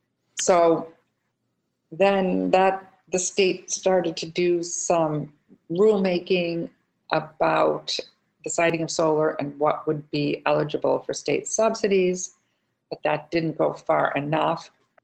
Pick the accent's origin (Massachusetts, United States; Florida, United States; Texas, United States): Massachusetts, United States; Plymouth; I first got involved in Plymouth, my hometown